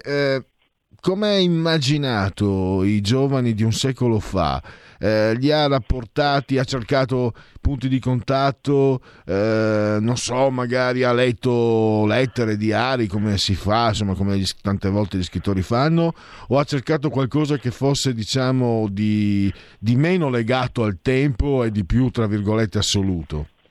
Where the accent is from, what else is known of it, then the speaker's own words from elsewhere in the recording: Italy; also born or lived in Friuli-Venezia Giulia / Veneto; Io poi che vengo de, da quelle zone lì, no? sono, sono, metà friulano, metà veneto